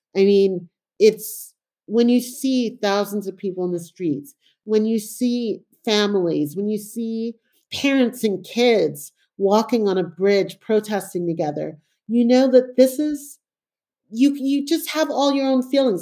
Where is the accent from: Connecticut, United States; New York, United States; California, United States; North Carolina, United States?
New York, United States; New York City; also born or lived in Panama / England; I grew up in New York in a time that, you know, in a very impoverished neighborhood